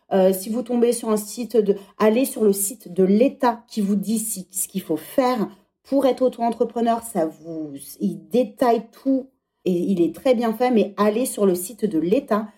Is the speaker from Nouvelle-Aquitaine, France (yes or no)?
no; Centre-Val de Loire, France; moved away as an adult; also born or lived in England; now in Paris, France; les châteaux de la Loire, c'est là d'où je viens.